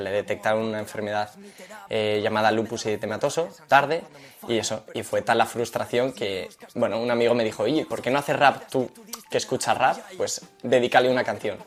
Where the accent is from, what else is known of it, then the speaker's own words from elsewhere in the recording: Madrid, Community of Madrid, Spain; yo nací en Madrid, de una familia cristiana